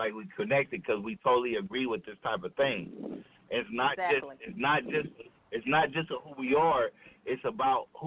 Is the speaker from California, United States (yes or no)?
yes; Los Angeles, California, United States; I'm from Crenshaw District